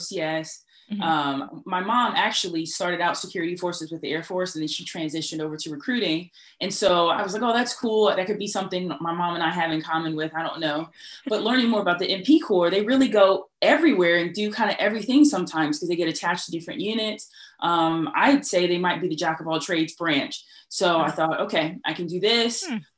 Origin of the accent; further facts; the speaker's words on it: Columbus, Ohio, United States; I'm originally from Columbus, Ohio